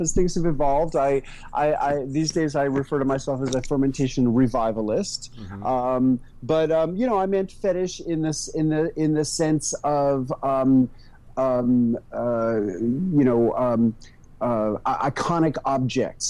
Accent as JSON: {"language": "English", "town": "New York City", "region": "New York", "country": "United States", "tie": "born or raised there", "also_born_or_lived": "rural Tennessee", "moved": "as an adult", "lives_now": "Tennessee, United States", "said": "I moved from New York City, which was my hometown, to a community in rural Tennessee"}